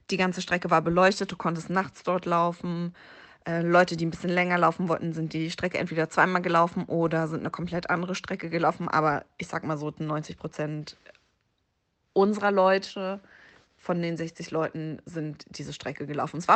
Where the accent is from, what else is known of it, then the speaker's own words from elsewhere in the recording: Berlin, Germany; also Berlin ist meine Heimatstadt und das war einfach so zu Hause laufen.